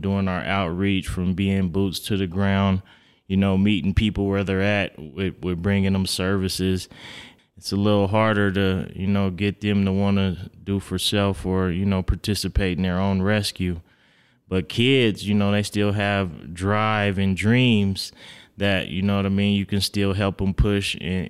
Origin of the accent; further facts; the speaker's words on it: Reno, Nevada, United States; Born and raised in Reno, yes, sir.